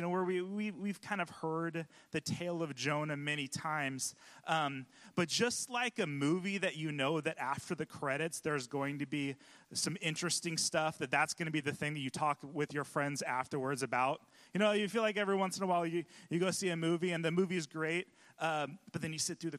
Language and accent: English; California, United States; now in Pacific Northwest, United States; I'm from California